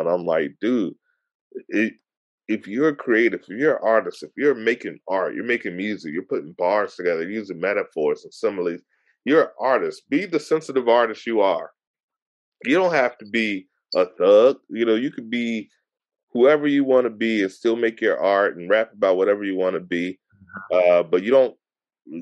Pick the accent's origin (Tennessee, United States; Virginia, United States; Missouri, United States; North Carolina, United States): Virginia, United States; Hampton; I'm 16. I'm from Hampton, 757